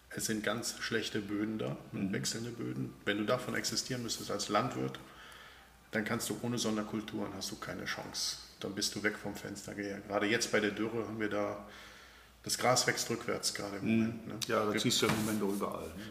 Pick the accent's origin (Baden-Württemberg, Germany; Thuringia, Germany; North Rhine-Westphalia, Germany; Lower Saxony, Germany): North Rhine-Westphalia, Germany; Bergheim; Der Ursprung ist Bergheim Fliehsteden. Da bin ich aufgewachsen auf einem kleinen Bauernhof mitten im Dorf.